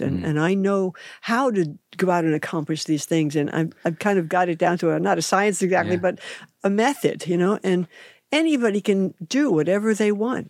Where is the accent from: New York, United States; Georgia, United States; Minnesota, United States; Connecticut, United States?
New York, United States; New York City; moved away as an adult; also born or lived in France / Japan / Southern California / Northern California; now in West Sacramento, United States; growing up in New York City